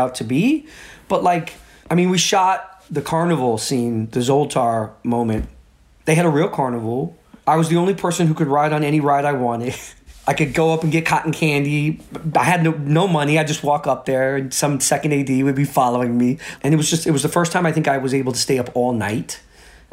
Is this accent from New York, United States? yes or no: yes; New York City, New York, United States; a little kid from the Bronx